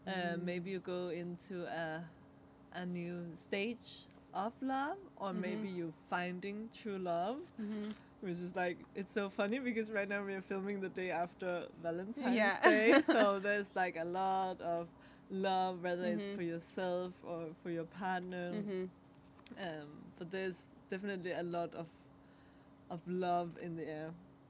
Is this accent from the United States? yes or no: no; Denmark; first language Danish; English is a second language; And the card is in Danish, my mother tongue.